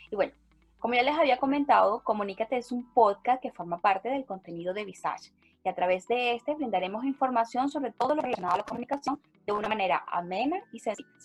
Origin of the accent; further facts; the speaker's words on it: Venezuela; moved away; Soy una migrante venezolana, madre, hija, esposa, soñadora y emprendedora